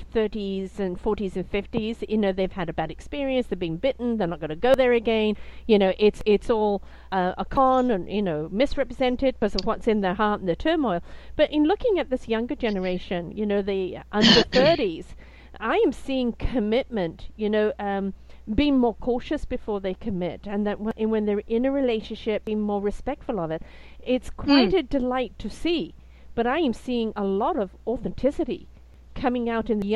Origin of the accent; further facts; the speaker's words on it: United Kingdom; I'm British